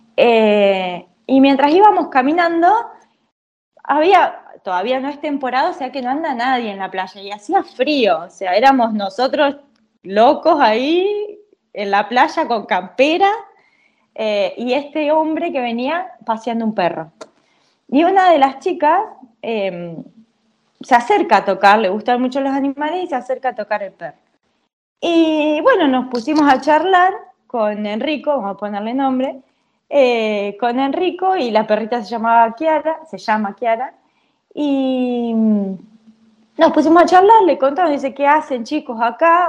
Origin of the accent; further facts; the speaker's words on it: El Triunfo, Buenos Aires Province, Argentina; moved away as an adult; now in Italy; soy argentina, claramente, eh, y vengo de un pueblo de la provincia de Buenos Aires, muy chiquito, que se llama El Triunfo